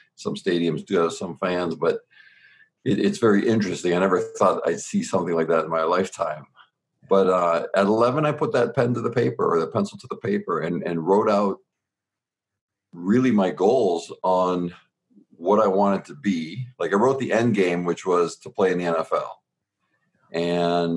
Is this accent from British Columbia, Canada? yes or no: no; Southern Ontario, Canada; born and raised in Southern Ontario in Canada, we were 45 minutes from Buffalo and about 3 hours from Detroit